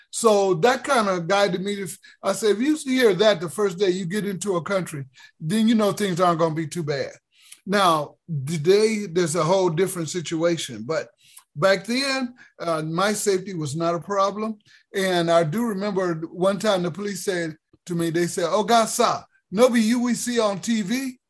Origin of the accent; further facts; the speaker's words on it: San Francisco, California, United States; I am born and raised in San Francisco, California.